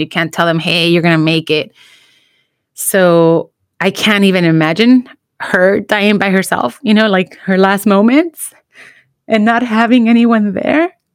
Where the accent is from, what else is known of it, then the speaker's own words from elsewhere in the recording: United States; also born or lived in Mexico (ancestry); bicultural experience of being American and being, you know, Mexican and, or, you know, children of immigrants